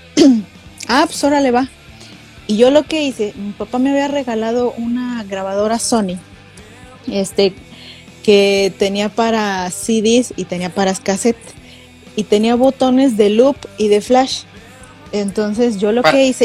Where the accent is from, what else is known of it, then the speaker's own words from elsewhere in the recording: Mexico; más mexicana que el chile